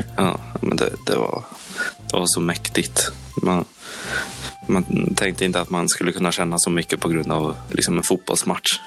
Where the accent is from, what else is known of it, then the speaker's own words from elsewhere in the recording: Norrköping, Östergötland, Sweden; Jag själv satt hemma under matchen. Jag tjatade och tjatade och tjatade på mina föräldrar men de ville inte riktigt åka och jag var lite för ung för att de skulle släppa iväg mig själv. Stämningen hemma i Norrköping